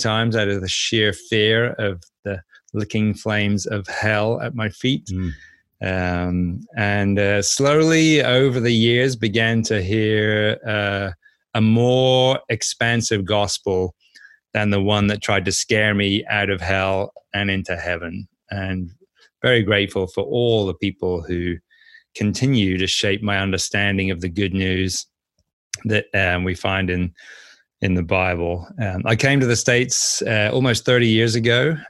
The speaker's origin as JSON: {"language": "English", "town": "Norwich", "region": "East of England", "country": "United Kingdom", "tie": "born or raised there", "said": "So anyway, I grew up in Norwich, spent the first 24 years of my life there."}